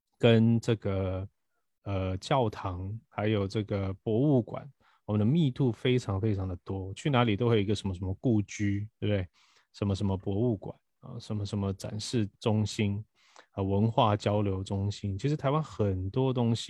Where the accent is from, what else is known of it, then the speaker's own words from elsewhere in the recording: Brazil; now in Taiwan; 当我以前因为我在巴西出生，我其实是一直到学校毕业我才来台湾。啊，那我之前对于台湾的印象是零，我只有偶尔暑假回来台湾